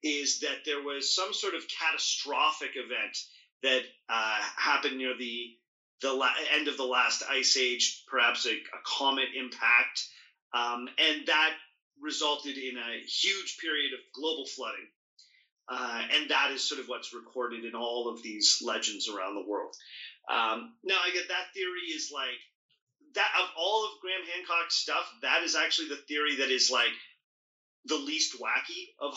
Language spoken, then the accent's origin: English; Ontario, Canada; Ontario, where I'm from